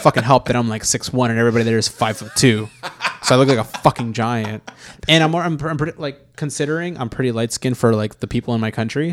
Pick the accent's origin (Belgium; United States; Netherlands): United States; Los Angeles, California; we were born and raised in Los Angeles